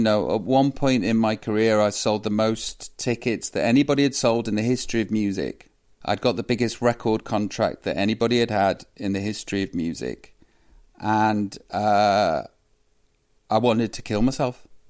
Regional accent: Stoke-on-Trent, West Midlands, United Kingdom; moved away; I come from Stoke. I love my hometown

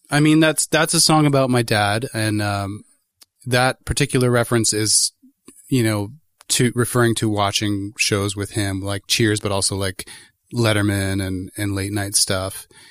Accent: Toronto, Ontario, Canada; moved away as an adult; now in Guelph, Canada; I was born and raised in Toronto in Etobicoke and moved to Guelph

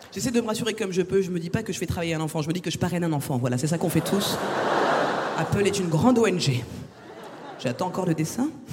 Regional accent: France; je suis française

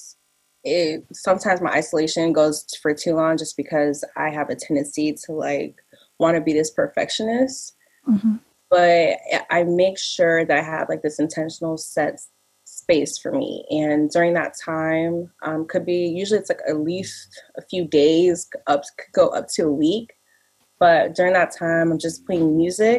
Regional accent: Massachusetts, United States; I am from Massachusetts

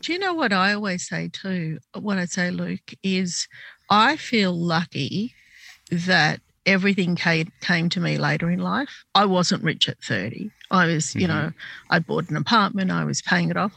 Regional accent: Sydney, New South Wales, Australia; I was born in Sydney, but my parents came from Lebanon to this country

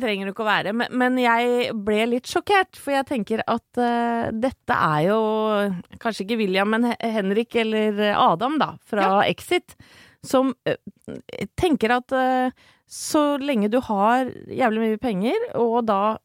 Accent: Horten, Vestfold, Norway; det er jo der jeg er fra

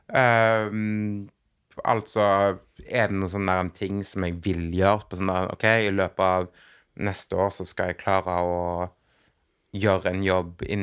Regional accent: Western Norway, Norway; Jeg kommer jo fra Vestlandet.

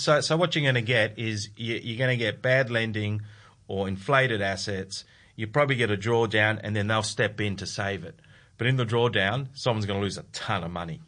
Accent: Adelaide, South Australia, Australia; I'm from Adelaide

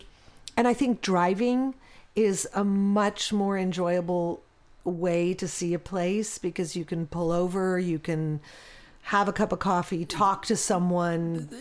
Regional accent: Los Angeles, California, United States; I grew up in Hollywood, California

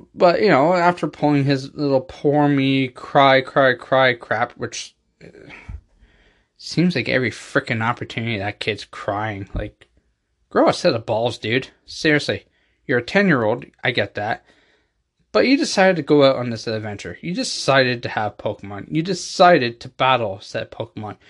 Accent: Canada; I have people in Canada, obviously, you know, our ho-, my home country

